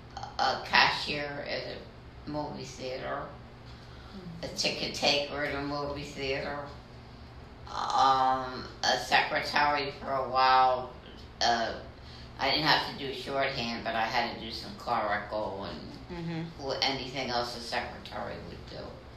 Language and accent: English; Philadelphia, Pennsylvania, United States; born or raised there